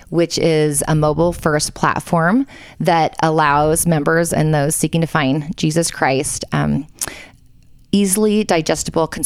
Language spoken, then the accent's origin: English; Southern California, United States; also born or lived in Palos Verdes, California; We are in my in-laws' basement in Provo, Utah. Um, home is Palos Verdes, California, in Los Angeles. Born and raised, Southern um, California. Southern California. Yep. Did a ten-year stint in Texas after BYU